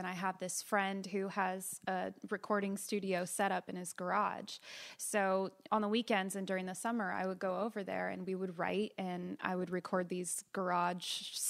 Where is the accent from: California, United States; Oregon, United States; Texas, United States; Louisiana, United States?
California, United States; also born or lived in Florida / Marietta, Georgia; So we moved. I was born in Florida, and then we lived in Marietta, Georgia until I was five. And then we moved to California.